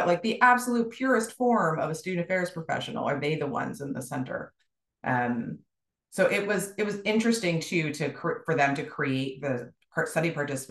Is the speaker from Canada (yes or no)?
yes; Canada; I'm Canadian